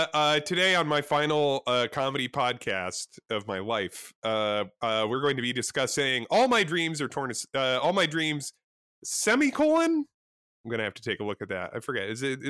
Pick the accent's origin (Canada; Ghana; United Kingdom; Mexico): United Kingdom; I'm a Brit.